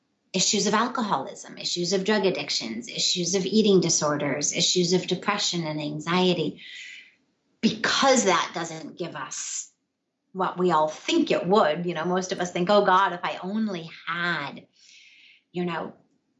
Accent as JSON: {"language": "English", "town": "Los Angeles", "region": "California", "country": "United States", "tie": "born or raised there", "moved": "yes", "said": "I grew up in Los Angeles in Hollywood, quite literally. I grew up in Studio City in the what's called the Hollywood Hills"}